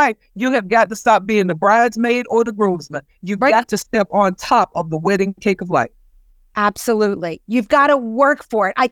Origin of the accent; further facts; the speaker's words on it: the South, United States; growing up in the South in the 60s, colored people, black people did not have favor